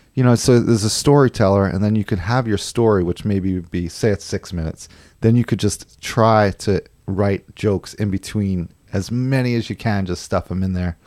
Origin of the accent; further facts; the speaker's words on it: New York, United States; moved away; also born or lived in San Francisco / Los Angeles; I'm actually from New York, but I lived in California for a while